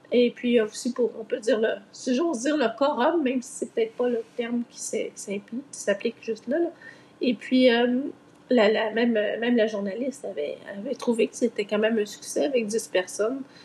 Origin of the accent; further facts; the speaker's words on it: Laval, Quebec, Canada; moved away as an adult; also born or lived in Montreal / Longueuil / Brossard; now in Eastern Townships, Canada; je suis née à Montréal, j'ai grandi sur la rive nord de Montréal, donc à Laval Ouest